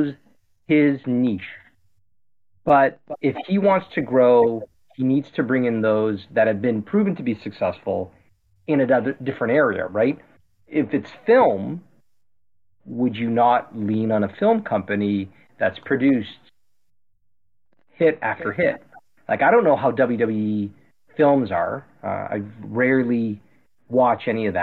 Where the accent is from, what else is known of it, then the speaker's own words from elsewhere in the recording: Canada; as a Canadian